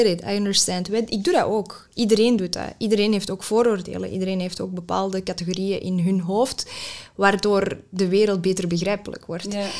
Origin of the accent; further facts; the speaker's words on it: Mechelen, Flanders, Belgium; first language Dutch; Ik ben hier opgegroeid voor het grootste deel. Ik heb, mijn moedertaal is Nederlands.